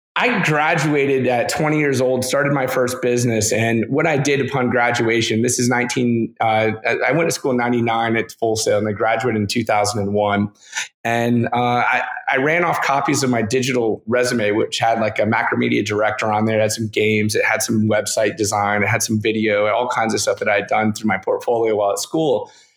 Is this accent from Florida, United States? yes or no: yes; Lakeland, Florida, United States; now in Orlando, United States; I grew up in Lakeland, Florida, which is situated about an hour each way between Tampa and Orlando